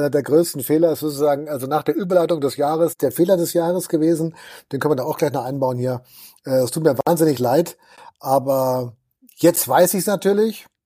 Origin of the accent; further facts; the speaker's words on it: Dortmund, North Rhine-Westphalia, Germany; Dortmunder Bier ist weltberühmt, halt ja. Also da kriegst du in meiner Heimatstadt jede Menge davon.